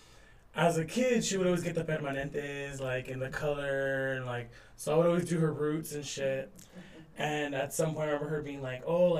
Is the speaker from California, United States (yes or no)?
yes; Riverside, California, United States; also born or lived in Inland Empire; raised in Riverside